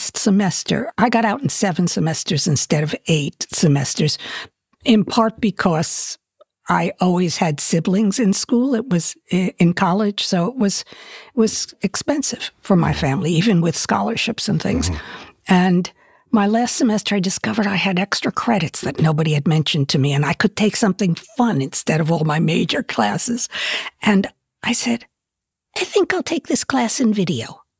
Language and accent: English; Merrick, New York, United States; I'm from Merrick.